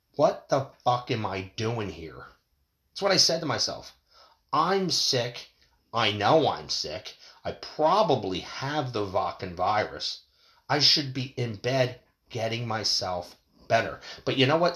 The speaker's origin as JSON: {"language": "English", "country": "United States", "said": "as American people"}